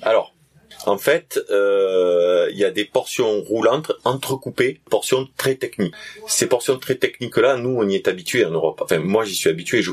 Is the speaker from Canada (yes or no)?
no; south of France, France; accent: southern French; also born or lived in Réunion; je viens du sud de la France comme euh, on peut l'entendre, je pense à mon accent.